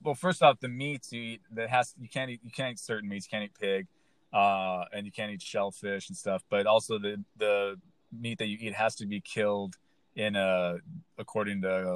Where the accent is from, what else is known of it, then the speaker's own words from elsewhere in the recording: Southern California, United States; I'm from Southern California